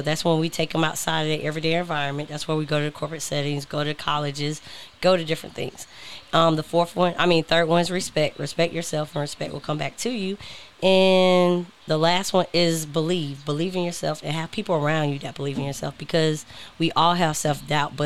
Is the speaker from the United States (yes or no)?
yes; Augusta, Georgia, United States; moved away; I just kept going back to my hometown of Augusta, Georgia